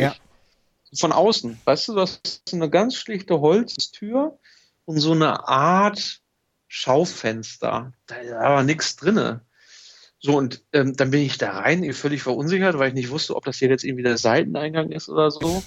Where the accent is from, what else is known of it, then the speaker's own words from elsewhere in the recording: Germany; ich komme aus Deutschland und, und bin, bin hier unterwegs